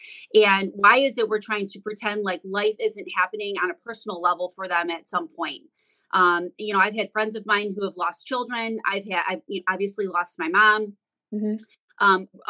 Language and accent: English; Detroit, Michigan, United States; I'm from Metro Detroit, so obviously that's Motown, and that's where Motor City is. And all of my friends were getting new cars every 6 months